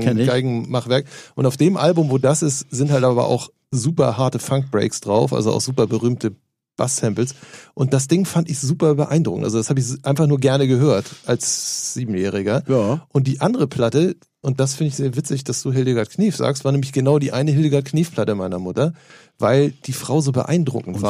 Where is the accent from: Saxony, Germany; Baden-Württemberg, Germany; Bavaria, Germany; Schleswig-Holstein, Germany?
Schleswig-Holstein, Germany; Norderstedt; Ich komme aus der Vorstadt Norderstedt